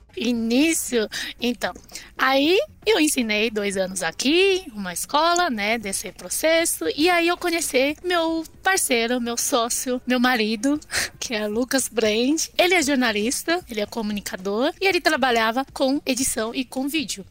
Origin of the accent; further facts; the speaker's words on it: China; Portuguese is a second language; now in Brazil; eu sou chinesa da China mesmo